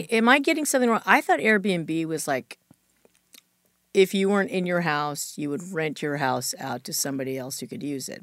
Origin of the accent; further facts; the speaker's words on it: Chula Vista, California, United States; I grew up in Chula Vista, which is south of San Diego